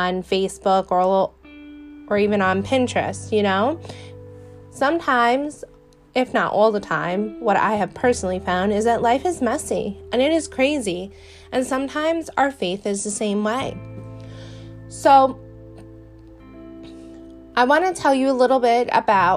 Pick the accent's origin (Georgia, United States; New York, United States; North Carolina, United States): New York, United States; accent: Brooklyn-ish; I was born and raised in New York. I have never lived a day in Brooklyn, but I have a very Brooklyn-ish accent